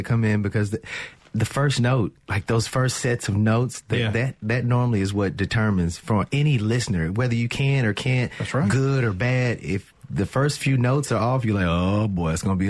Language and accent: English; Florence, Mississippi, United States; I'm from Florence, Mississippi.